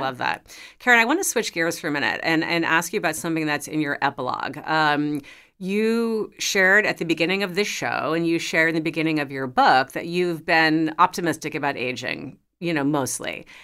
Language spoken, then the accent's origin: English; New York City, New York, United States; I grew up in New York City. I was, like, a New York teen